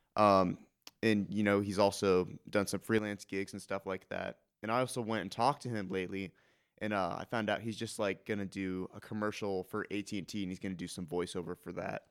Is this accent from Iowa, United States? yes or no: yes; Iowa City, Iowa, United States; I'm from Iowa City, so I've lived here my whole